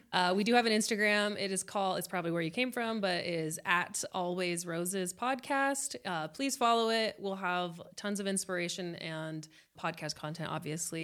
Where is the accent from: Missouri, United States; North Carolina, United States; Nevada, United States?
Nevada, United States; Las Vegas; moved away as an adult; now in Salt Lake City, United States; I was born and raised in Las Vegas.